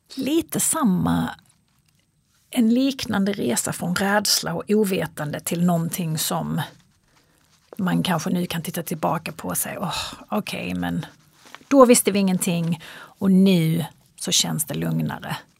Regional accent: Kristianstad, Skåne, Sweden; moved away as an adult; also born or lived in Los Angeles, United States; now in Stockholm, Sweden; jag är född och uppvuxen i Kristianstad

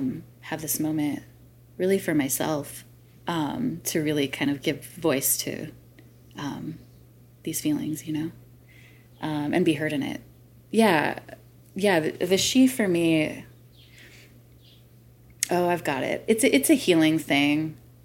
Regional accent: North Carolina, United States; also born or lived in Michigan / Illinois; I was born in Michigan, and we moved a lot. I grew up in North and South Carolina, then went to Illinois and back to Michigan for college.

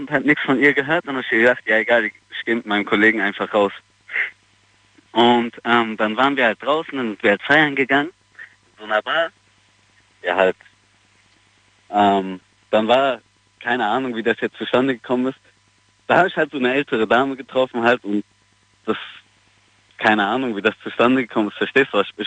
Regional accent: Mannheim, Baden-Württemberg, Germany; Ich komme vom Jungbusch aus Mannheim.

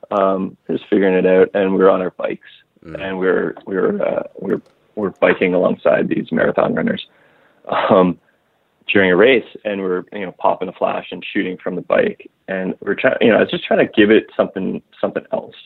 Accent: Ottawa, Ontario, Canada; I grew up in Ottawa, Canada, which is uh, between Toronto and Montreal

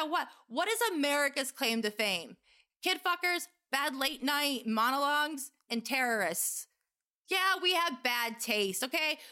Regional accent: United States; as an American

